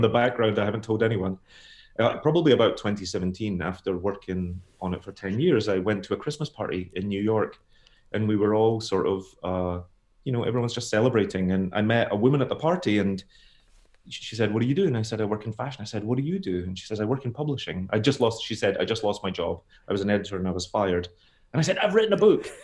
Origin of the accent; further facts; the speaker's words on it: Scotland, United Kingdom; also born or lived in United States; I'm a Scottish author